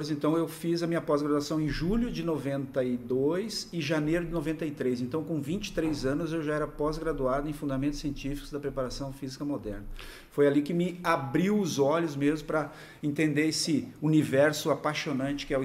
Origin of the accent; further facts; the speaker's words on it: Descanso, Santa Catarina, Brazil; also born or lived in São Miguel do Oeste; eu sou natural de Descanso, a cidade aqui próximo de Chapecó, então eu nasci lá em Descanso, com 12 anos me mudei para São Miguel do Oeste